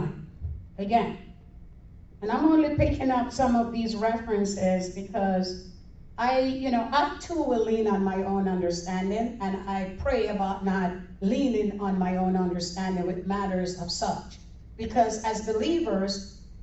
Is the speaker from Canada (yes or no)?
no; Jamaica; now in Florida, United States; I'm from Jamaica